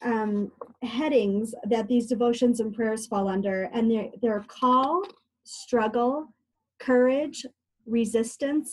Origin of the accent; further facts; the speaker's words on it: Illinois, United States; moved away as an adult; also born or lived in Juneau, Alaska; I am originally from Illinois